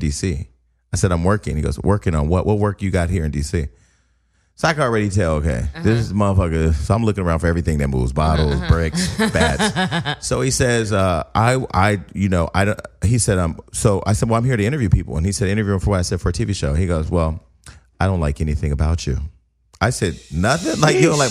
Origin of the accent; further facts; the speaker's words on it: Stockton, California, United States; I'm from Stockton, California.